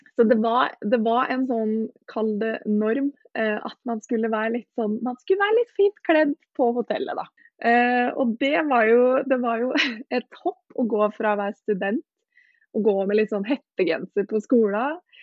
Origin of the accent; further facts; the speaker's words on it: Os, Vestland, Norway; moved away; jeg dro tilbake til hjemplassen min på Os